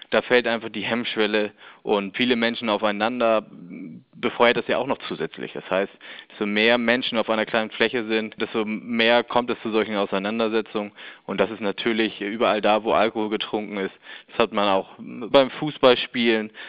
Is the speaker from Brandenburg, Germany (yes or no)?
no; Hamburg, Germany; Da kann ich als Hamburger zum Beispiel sagen, die Vergnügungsmeile St. Pauli, die Reeperbahn